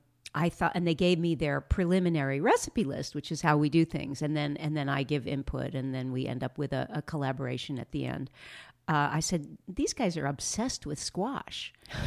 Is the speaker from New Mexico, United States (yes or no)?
no; Los Angeles, California, United States; I grew up in West